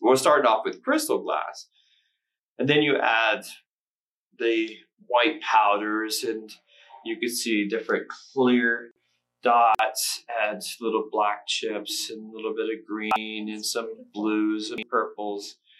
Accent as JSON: {"language": "English", "town": "Circleville", "region": "Ohio", "country": "United States", "said": "because I'm from Circleville, Ohio."}